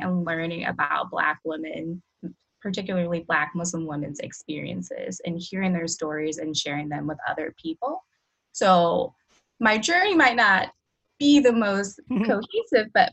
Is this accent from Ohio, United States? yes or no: yes; Cleveland, Ohio, United States; moved away; I am originally from Cleveland, Ohio